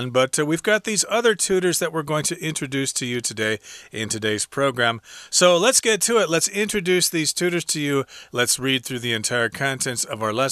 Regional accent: Montreal, Quebec, Canada; now in Taiwan; I'm from Montreal, Canada, and I just arrived in Taiwan. I'm a fluent speaker of both French and English

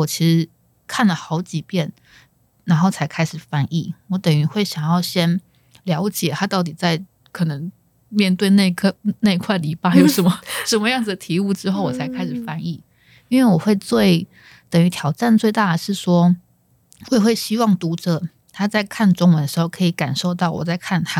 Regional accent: Taiwan; first language Chinese; also born or lived in South Korea; 我们是土生土长的台湾人

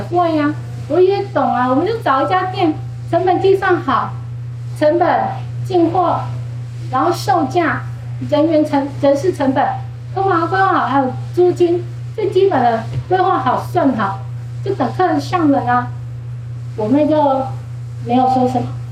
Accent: Changhua, Changhua County, Taiwan; 彰化是一个务农的城市，其实我们家，我妈妈，我舅舅他们都是务农

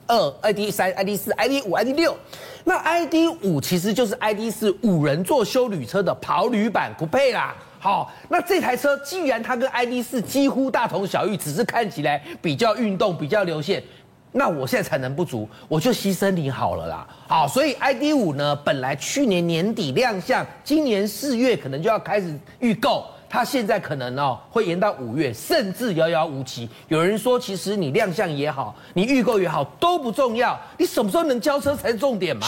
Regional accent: Taiwan; 因为我们是台湾人嘛

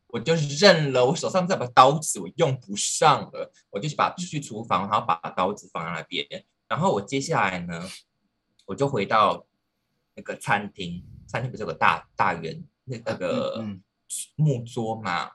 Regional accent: Penghu County, Taiwan; 我是澎湖人嘛，然后嗯。我爸爸是军人，所以我们从小住的地方就是离军营很近

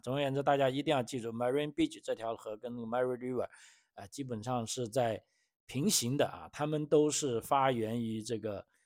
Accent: China; now in Australia; 我们中国人

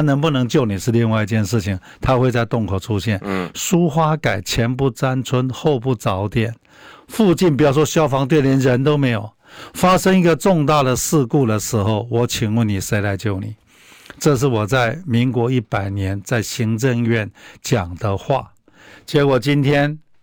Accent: Taiwan; 那我们台湾人

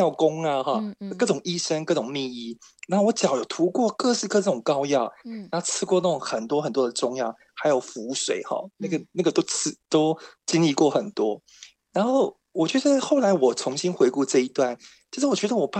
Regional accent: Tainan, Taiwan; 对，我台南人。

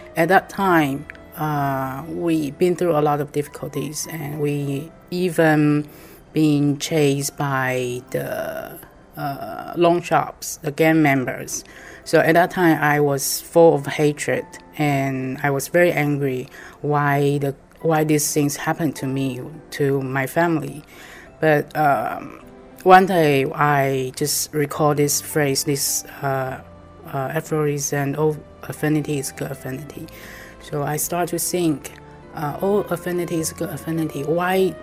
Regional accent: Taipei, Taiwan; English is a second language; I'm from Taiwan, Taipei

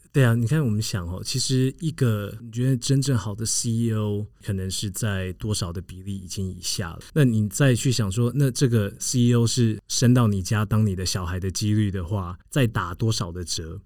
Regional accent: United States; moved away; 长大的一个环境就是在一个美国的郊区

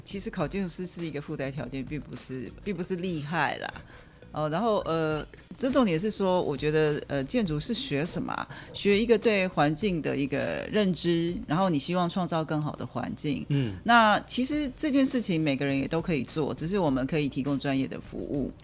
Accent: Taiwan; also born or lived in New York, United States; 我是在台湾长大，然后中原建筑嗯。系毕业，后来到美国的这个纽约的哥伦比亚去念书，然后再回到台湾来从事这个建筑设计的行业

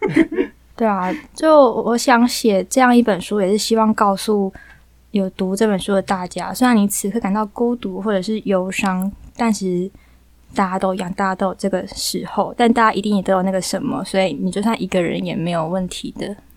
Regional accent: Taiwan; first language Taiwanese Hokkien; 我是本省人

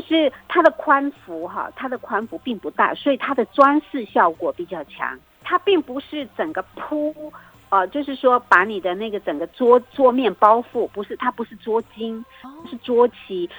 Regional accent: Taiwan; moved away; 因为毕竟我童年是在部落成长的

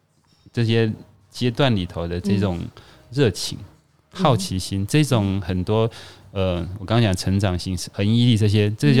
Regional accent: rural Yunlin, Yunlin County, Taiwan; 我是云林的乡下的高中

